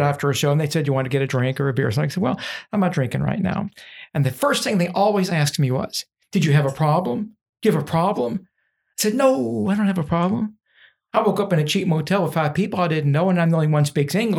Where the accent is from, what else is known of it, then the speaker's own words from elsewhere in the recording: Louisville, Kentucky, United States; I was born in Louisville. I love being from here